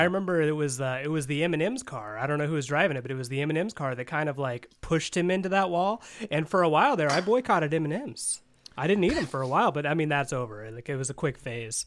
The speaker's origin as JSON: {"language": "English", "town": "Wabash", "region": "Indiana", "country": "United States", "tie": "born or raised there", "moved": "yes", "said": "I was in my hometown of Wabash"}